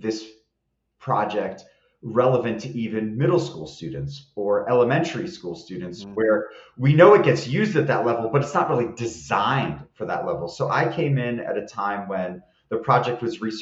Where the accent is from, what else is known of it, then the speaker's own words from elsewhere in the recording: New Jersey, United States; moved away as an adult; now in Boulder, United States; I'm originally from New Jersey, but I came out here, fell in love with Colorado.